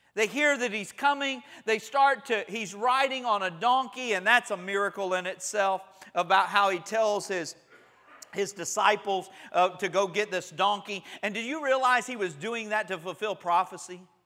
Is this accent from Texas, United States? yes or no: no; Panama City, Florida, United States; growing up in Panama City